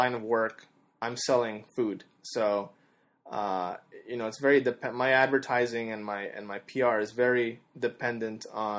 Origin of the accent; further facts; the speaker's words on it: Canada; Yeah, I'm Canadian.